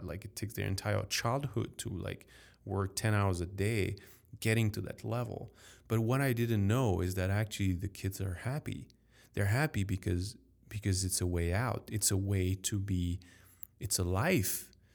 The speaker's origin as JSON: {"language": "English", "town": "Paris", "region": "Île-de-France", "country": "France", "tie": "born or raised there", "accent": "French", "second_language": "English", "said": "as a French man growing up in Paris, in France"}